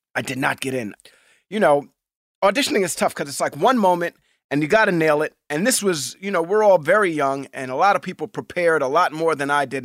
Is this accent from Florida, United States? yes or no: no; New York City, New York, United States; I grew up in Hell's Kitchen, and and Hell's Kitchen is a very tough neighborhood